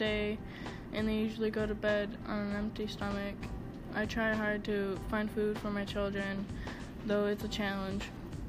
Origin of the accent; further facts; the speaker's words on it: Malawi; I am from Malawi and I am the country director working the Hunger Project in Malawi.